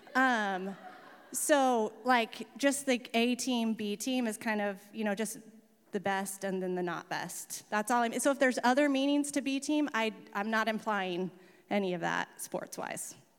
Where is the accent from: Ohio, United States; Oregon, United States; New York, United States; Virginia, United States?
Oregon, United States; Camp Tadmor; also born or lived in Salem; we moved, um, to Camp Tadmor, which is about an hour south, when I was eight, and I grew up in that environment